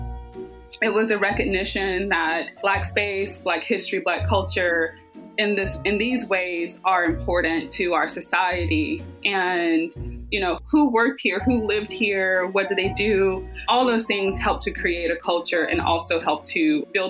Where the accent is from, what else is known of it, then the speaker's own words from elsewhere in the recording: Southwest DeKalb, Georgia, United States; I grew up here in Georgia. We'll start there. I was born at Georgia Baptist. So I grew up in Southwest DeKalb.